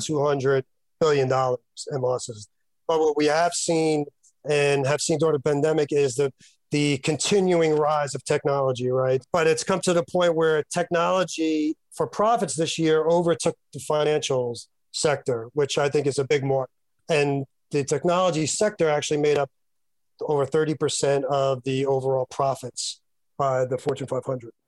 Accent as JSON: {"language": "English", "town": "Yonkers", "region": "New York", "country": "United States", "tie": "born or raised there", "said": "my hometown of Yonkers"}